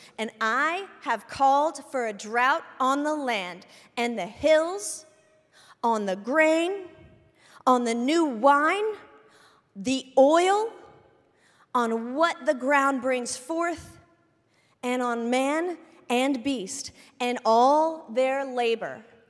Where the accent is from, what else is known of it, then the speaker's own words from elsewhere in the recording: Indiana, United States; also born or lived in Orlando; I'm from Indiana originally. I lived in Orlando for a couple of years. I went to 4 different high schools, whatever.